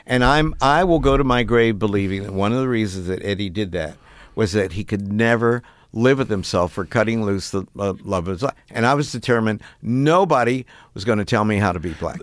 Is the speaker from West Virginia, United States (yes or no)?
yes; Piedmont, West Virginia, United States; moved away as an adult; growing up in West Virginia was as important to my identity formation as being an African-American